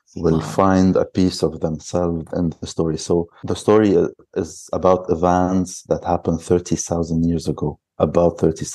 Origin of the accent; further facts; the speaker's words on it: Lebanon; now in Jordan; I'm from Lebanon.